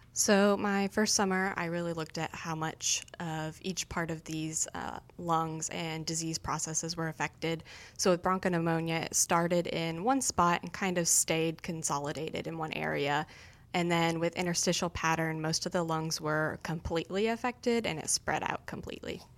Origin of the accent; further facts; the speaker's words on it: Superior, Nebraska, United States; moved away as an adult; also born or lived in Manhattan, Kansas; now in Kansas, United States; I'm originally from Superior, Nebraska